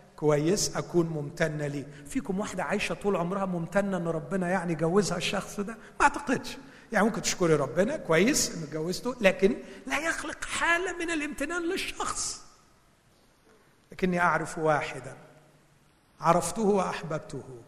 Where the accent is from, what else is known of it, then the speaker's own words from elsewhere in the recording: Egypt; moved away; عندنا في مصر